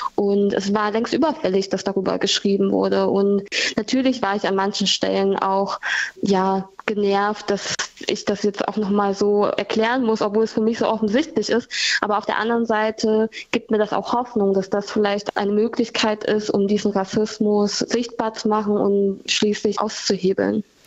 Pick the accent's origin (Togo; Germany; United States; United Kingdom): Germany; also born or lived in Vietnam; die in Deutschland aufgewachsen gewachsen ist